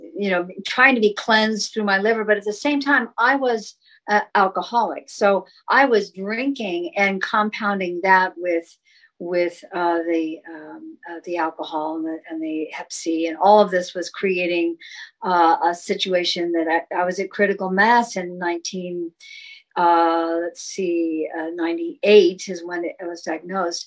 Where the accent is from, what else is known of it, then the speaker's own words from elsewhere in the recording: Sacramento, California, United States; also born or lived in San Francisco; I grew up in in Sacramento, California